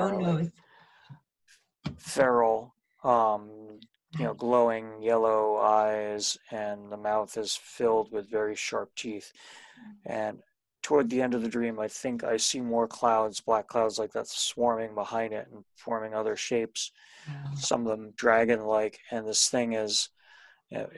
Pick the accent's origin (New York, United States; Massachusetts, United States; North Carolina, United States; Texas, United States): New York, United States; Poughkeepsie; now in New Paltz, United States; I grew up in Poughkeepsie